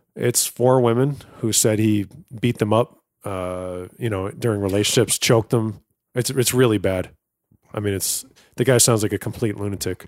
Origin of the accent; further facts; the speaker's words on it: East Coast, United States; I'm from the East Coast.